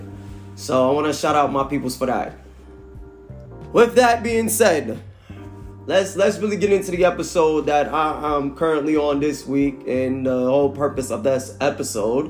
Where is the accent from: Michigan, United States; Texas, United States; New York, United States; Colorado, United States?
New York, United States; New York City; also born or lived in Norfolk, Virginia; now in Charlotte, United States; born and raised in Brooklyn, New York. Now, you know, reside out of Charlotte, North Carolina